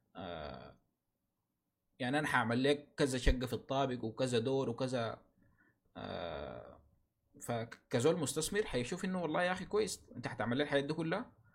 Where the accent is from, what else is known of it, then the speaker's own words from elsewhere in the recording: Sudan; عندنا في السودان